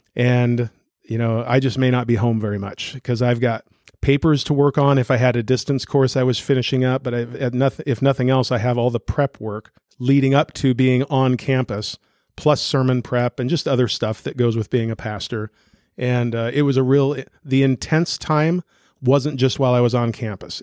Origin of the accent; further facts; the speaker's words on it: Newton, United States; pastoring a Christian Reformed church in my hometown. My wife and I are both from here